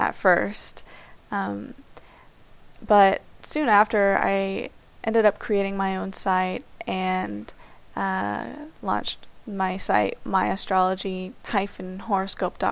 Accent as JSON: {"language": "English", "town": "Miami", "region": "Florida", "country": "United States", "said": "I'm from Miami, Florida, and I'm currently 27 years old"}